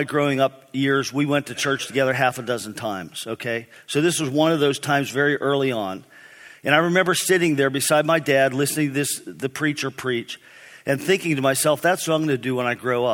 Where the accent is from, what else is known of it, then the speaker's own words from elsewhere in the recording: East Brady, Pennsylvania, United States; I grew up in East Brady, Pennsylvania, small town north of Pittsburgh.